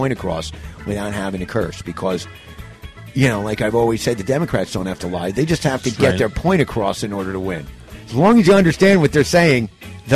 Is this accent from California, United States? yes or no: no; New York, United States; I'm from New York